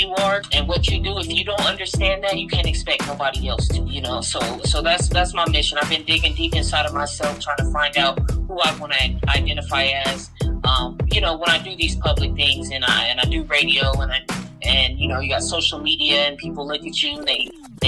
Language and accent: English; San Diego, California, United States; moved away as an adult; now in Las Vegas, United States; I'm originally from San Diego, California. I've always repped the West Coast real hard. I've moved around up and down, stayed in Cali all my life